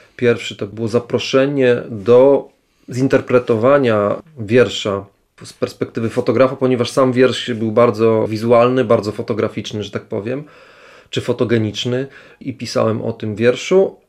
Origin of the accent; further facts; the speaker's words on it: Lublin, Lublin Voivodeship, Poland; wywodzę się ze środowiska wiejskiego, bo urodziłem się tuż pod Lublinem, to jest dzisiaj już część Lublina